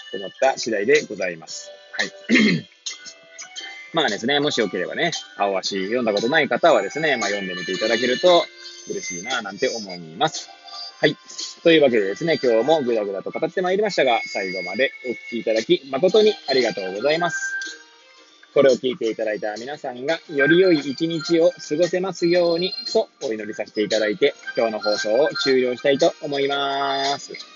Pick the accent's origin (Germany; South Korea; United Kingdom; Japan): Japan; Hachioji, Tokyo; moved away as an adult; now in Kamaishi, Japan; 八王子生まれ、八王子育ち。震災の前の年から釜石で働くポンコツ